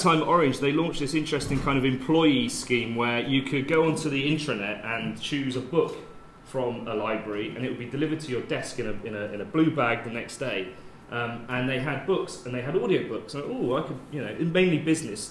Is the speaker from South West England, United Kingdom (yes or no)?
yes; Bath, South West England, United Kingdom; also born or lived in Oxford / Bristol; I transferred to the one in Bath, which is my hometown